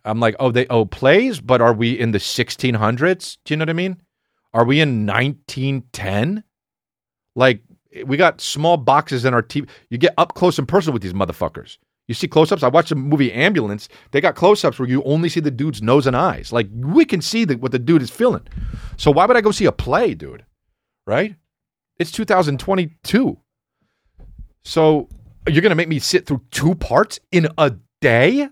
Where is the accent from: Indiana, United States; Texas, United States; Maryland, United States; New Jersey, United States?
New Jersey, United States; I'm from Jersey